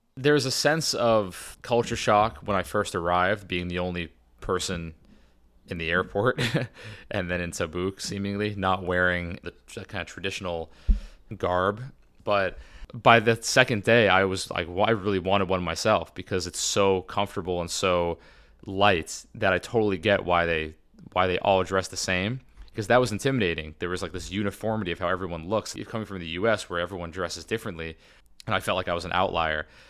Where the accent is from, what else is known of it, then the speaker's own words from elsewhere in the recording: United States; as an American in Saudi Arabia